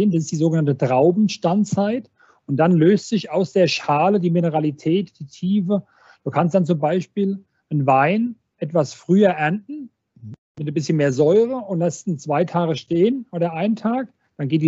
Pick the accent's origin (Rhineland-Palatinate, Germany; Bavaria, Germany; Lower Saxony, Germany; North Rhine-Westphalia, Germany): Rhineland-Palatinate, Germany; Weinolsheim; ich komme ja aus Weinholzheim, wir sind, wir sind 700 Einwohner, bei uns kennt noch jeder jeden.